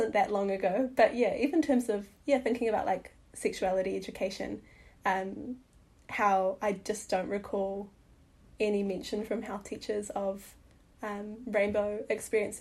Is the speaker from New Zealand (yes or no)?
yes; New Zealand; also born or lived in Whangarei, New Zealand; I grew up in the Wairarapa and also in Whangarei.